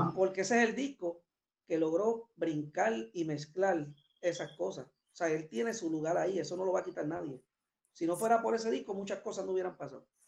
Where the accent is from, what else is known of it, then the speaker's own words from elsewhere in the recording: Puerto Rico; nosotros somos de Puerto Rico, de allá, de verdad, no soy de aquí.